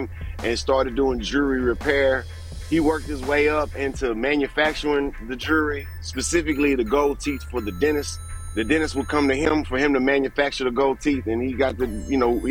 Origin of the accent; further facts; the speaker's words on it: Houston, Texas, United States; We grew up as a Texan. You're just proud of everything Texas